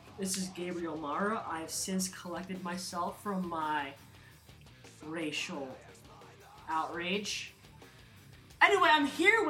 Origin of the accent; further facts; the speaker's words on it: Philippines; And I am Filipino.